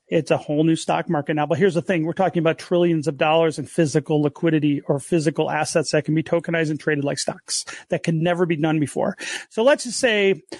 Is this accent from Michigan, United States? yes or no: yes; Detroit, Michigan, United States; I grew up in the Detroit area